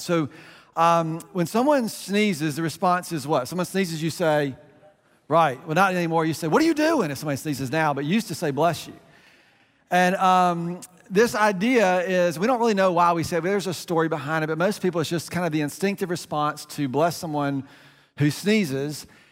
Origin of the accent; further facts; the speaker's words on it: United States; we're American